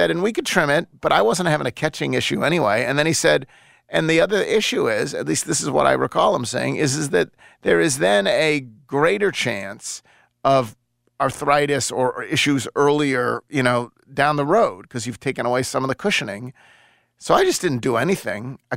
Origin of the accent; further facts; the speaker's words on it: the South, United States; I'm from the South